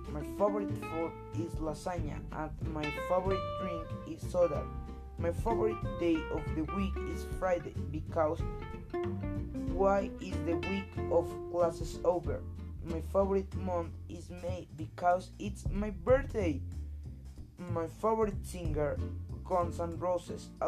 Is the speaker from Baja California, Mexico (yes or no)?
no; Puebla, Mexico; English is a second language; I'm from Mexico. I live in Puebla City. I am 13 years old. My birthday is on May 31.